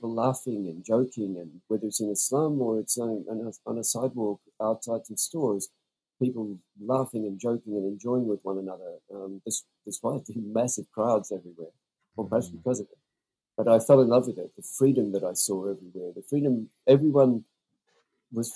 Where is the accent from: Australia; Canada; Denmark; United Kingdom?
Australia; also born or lived in New Zealand; as an Australian